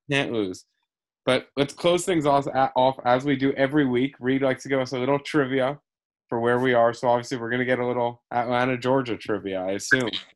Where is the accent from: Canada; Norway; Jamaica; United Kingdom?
Canada; I'm the Canadian